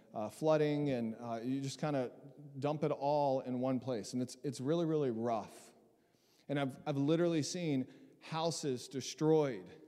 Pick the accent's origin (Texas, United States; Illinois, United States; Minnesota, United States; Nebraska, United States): Texas, United States; Southeast; also born or lived in South Mississippi; I grew up in Southeast Texas, born in Mississippi, South Mississippi, grew up in Southeast Texas.